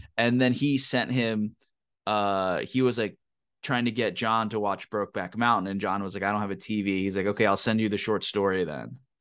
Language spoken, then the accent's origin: English; Pennsylvania, United States; moved away; also born or lived in Vermont; I grew up in Pennsylvania